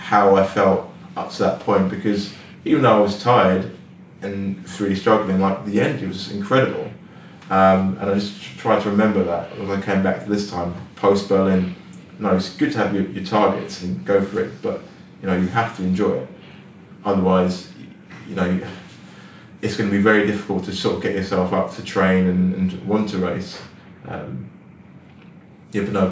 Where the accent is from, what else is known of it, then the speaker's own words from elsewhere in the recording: London, United Kingdom; I'm from London